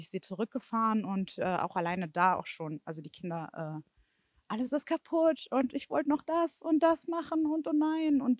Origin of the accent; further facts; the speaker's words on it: Stolberg-Mausbach, North Rhine-Westphalia, Germany; ich bin aus Stolberg-Mausbach. Ähm, also ich habe es hm, mitbekommen natürlich auch über äh, die Medien, ähm, aber auch so, weil es auch meine Innenstadt einfach ist.